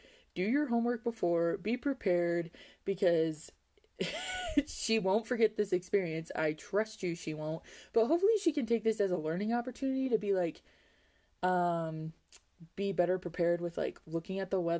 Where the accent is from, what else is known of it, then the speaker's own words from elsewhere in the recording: Wyoming, United States; I think it's from me growing up in Wyoming and dealing with this weather all the time